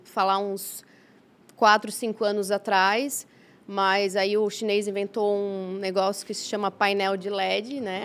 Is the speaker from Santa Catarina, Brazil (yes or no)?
yes; Blumenau, Santa Catarina, Brazil; also born or lived in China; meus pais somos naturais de Blumenau